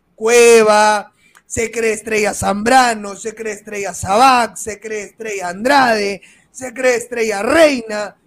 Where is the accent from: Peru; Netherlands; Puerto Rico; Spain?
Peru; yo soy de Perú, no soy uruguayo.